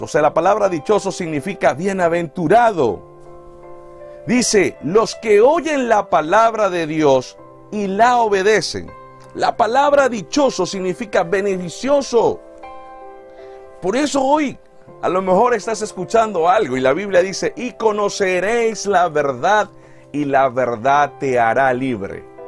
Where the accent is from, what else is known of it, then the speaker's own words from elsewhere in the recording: Venezuela; moved away; en mi país, en Venezuela